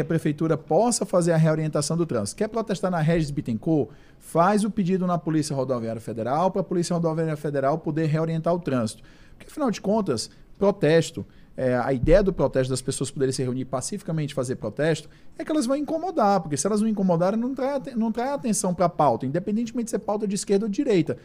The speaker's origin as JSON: {"language": "Portuguese", "country": "Brazil", "said": "nós como brasileiros"}